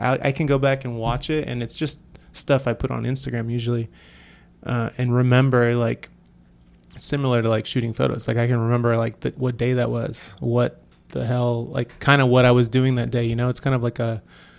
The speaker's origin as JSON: {"language": "English", "town": "San Francisco", "region": "California", "country": "United States", "tie": "born or raised there", "said": "growing up in San Francisco, like I would notice a lot of graffiti."}